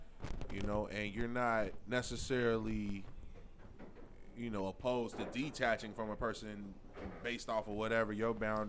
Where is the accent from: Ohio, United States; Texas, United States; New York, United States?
Ohio, United States; Cincinnati; I'm from Cincinnati, Ohio. I'm black and I'm from Cincinnati. And I'm single.